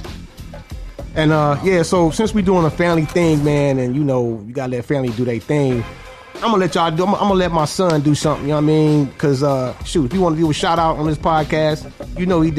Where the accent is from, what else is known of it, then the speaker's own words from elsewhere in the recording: Detroit, Michigan, United States; I came out all right from Detroit Public Schools